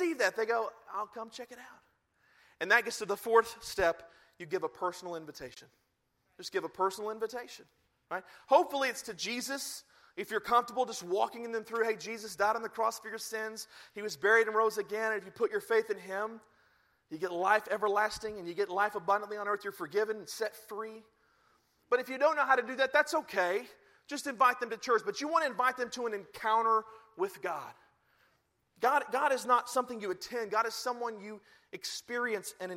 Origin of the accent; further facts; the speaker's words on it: the Bible Belt, United States; I grew up in the Bible Belt, in the prong of the Bible Belt